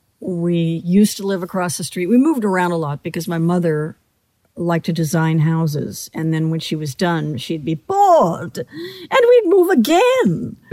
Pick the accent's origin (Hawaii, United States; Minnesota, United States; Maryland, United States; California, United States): California, United States; Beverly Hills